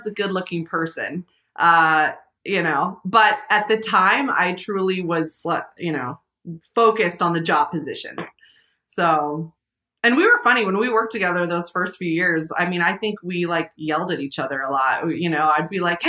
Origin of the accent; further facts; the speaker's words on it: Missoula, Montana, United States; I grew up in Missoula.